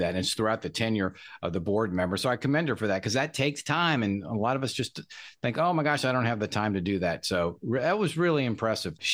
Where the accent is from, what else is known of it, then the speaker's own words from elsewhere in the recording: Franklin, United States; I'm from Franklin. I know right where her office is. I lived about a mile away back in the day. The whole family's still up there.